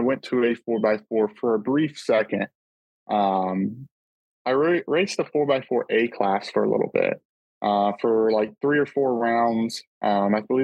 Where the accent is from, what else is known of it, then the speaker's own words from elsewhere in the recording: Florida, United States; I'm from Florida